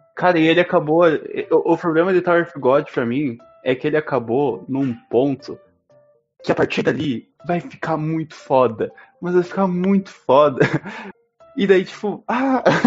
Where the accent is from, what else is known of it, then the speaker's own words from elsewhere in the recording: Brazil; eu sou brasileiro